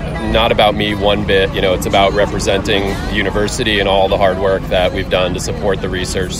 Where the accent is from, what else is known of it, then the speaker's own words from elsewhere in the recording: Monmouth County, New Jersey, United States; also born or lived in West Orange, New Jersey; Born and raised in New Jersey.